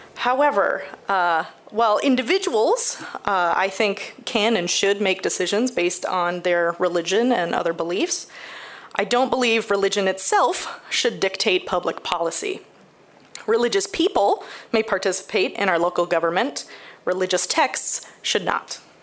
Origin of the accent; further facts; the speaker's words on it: Holland, Michigan, United States; now in Grand Rapids, United States; I grew up in Holland